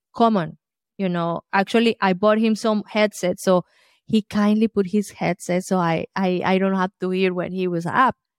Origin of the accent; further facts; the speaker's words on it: Colombia; moved away; I grew up in Colombia, South America